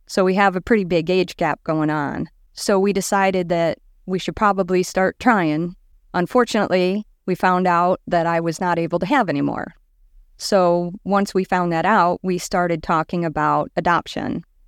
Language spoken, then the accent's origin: English; Liberty Township, Indiana, United States; I grew up in Liberty Township, which is right between Valpo and Chesterton